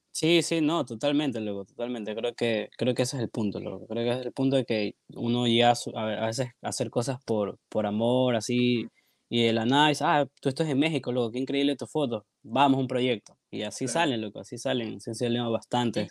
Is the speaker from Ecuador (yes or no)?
yes; Guayaquil, Guayas, Ecuador; acá de Guayaquil, mucha gente me ha preguntado si no soy de acá, pero sí, sí soy de acá